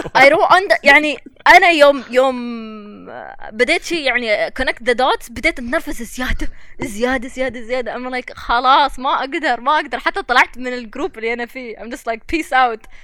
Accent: United Arab Emirates; نحن الاماراتيين

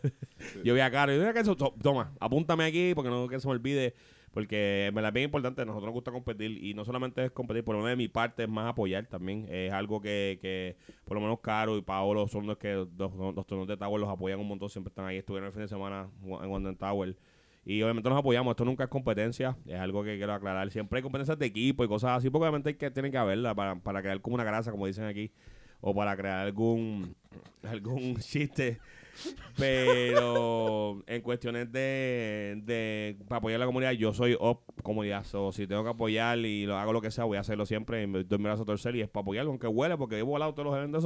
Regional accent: Trujillo Alto, Puerto Rico; Yo soy aquí de Trujillo

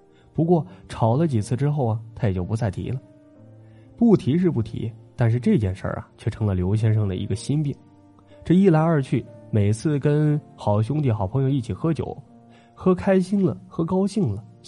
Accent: northern China, China; 那会儿啊，我们老家北方啊还是土堆的那种坟头

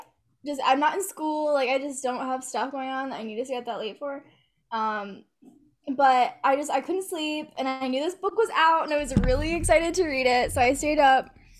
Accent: Texas, United States; moved away; I'm from Texas. And where I live right now doesn't really have thunderstorms.

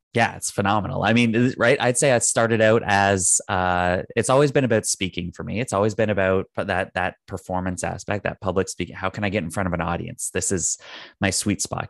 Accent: Canada; I'm Canadian

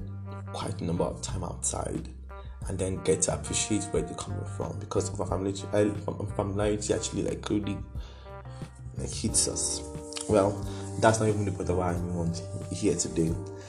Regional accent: Jos, Plateau, Nigeria; because I'm from Jos.

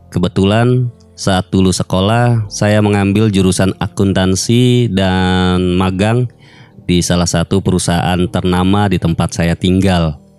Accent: Cirebon, West Java, Indonesia; Saya berasal dari Cirebon.

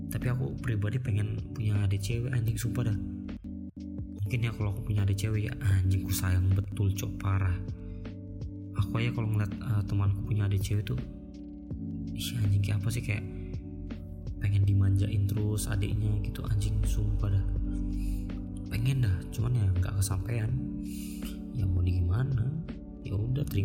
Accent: Balikpapan, East Kalimantan, Indonesia; also born or lived in Pekanbaru; cuman aku tuh lahirnya di Pekanbaru di Sumatera sana Pekanbaru Riau nah, jadi aku lahir di sana terus tinggalnya tuh di sini di Kalimantan besarnya

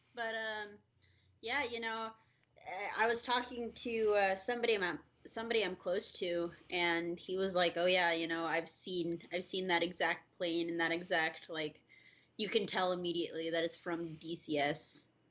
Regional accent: United States; as American people

